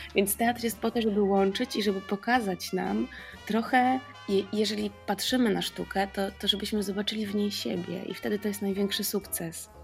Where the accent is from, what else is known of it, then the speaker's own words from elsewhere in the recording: Kraków, Lesser Poland, Poland; u nas w Krakowie, yy, u babci